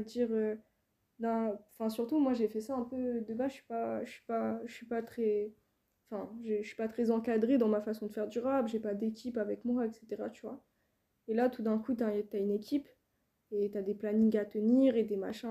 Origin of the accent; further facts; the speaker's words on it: Île-de-France, France; moved away as an adult; also born or lived in Rennes / Toulouse; je viens d'ici, je viens d'Île-de-France